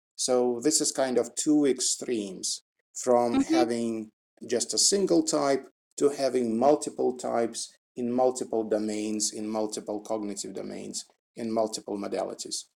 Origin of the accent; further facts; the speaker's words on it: Russia; English is a second language; now in Moscow, Russia; I was born in Russia and now it's Moscow outside